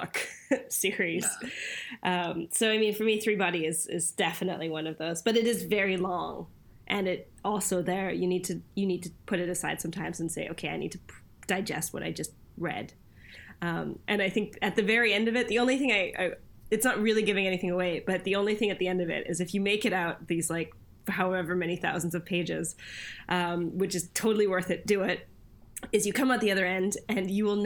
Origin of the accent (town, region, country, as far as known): Canada; born or raised there; also born or lived in Cologne, Germany / Bonn, Germany; now in United Kingdom